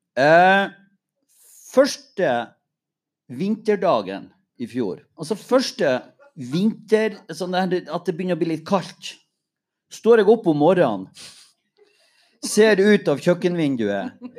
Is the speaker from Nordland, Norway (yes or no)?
yes; Mo i Rana, Nordland, Norway; jeg er fra Mo